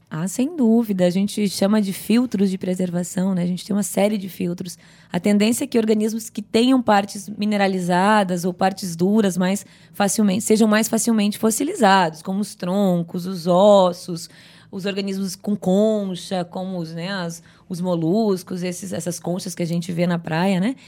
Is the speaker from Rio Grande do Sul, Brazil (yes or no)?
yes; Rio Grande do Sul, Brazil; moved away as an adult; also born or lived in Northeast Brazil; eu nasci num sítio pequeno no Rio Grande do Sul